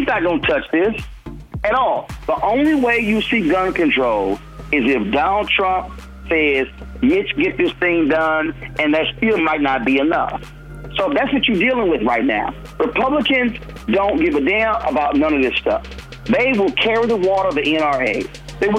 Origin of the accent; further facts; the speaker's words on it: Houston, Texas, United States; on the campus of Texas Southern University in my hometown of Houston